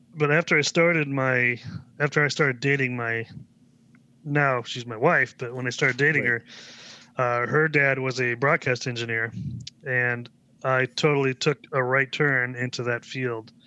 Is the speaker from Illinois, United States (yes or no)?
no; Vashon Island, Washington, United States; I grew up on the west side of the state on a little island named called Vashon Island